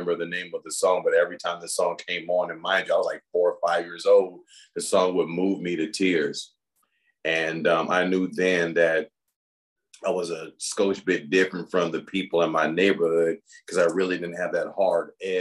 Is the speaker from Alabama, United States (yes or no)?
no; Los Angeles, California, United States; moved away as an adult; now in Chandler, United States; I grew up in the Los Angeles area